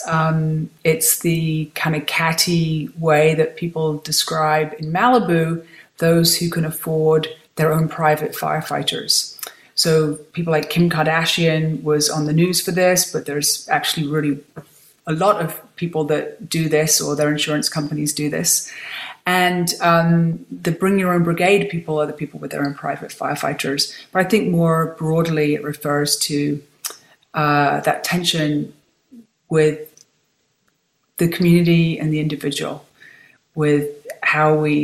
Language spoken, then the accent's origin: English; United Kingdom; also born or lived in New York; now in California, United States; I'm a Brit